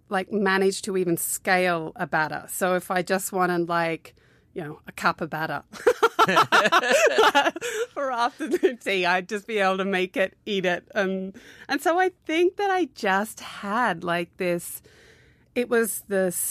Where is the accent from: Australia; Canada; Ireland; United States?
Australia; also born or lived in Newcastle / Canberra / Sydney; I kind of grew up all around Australia. I was born in Newcastle, which is like two hours north of Sydney. And then we moved to Canberra, and then we went to the West Coast for four